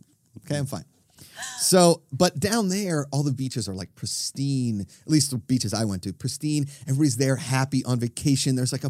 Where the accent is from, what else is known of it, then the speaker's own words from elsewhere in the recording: Pittsburgh, Pennsylvania, United States; Meadville, Pennsylvania, very close to Pittsburgh, Pennsylvania, my hometown.